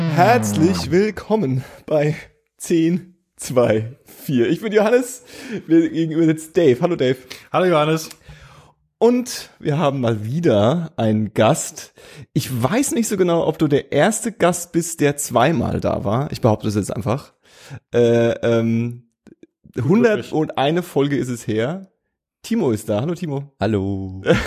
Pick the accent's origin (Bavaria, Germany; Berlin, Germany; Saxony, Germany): Bavaria, Germany; Franconia; accent: Franconian; moved away; ich habe nie so richtig hart fränkisch Dialekt gesprochen. Ich hatte immer nur so diesen Akzent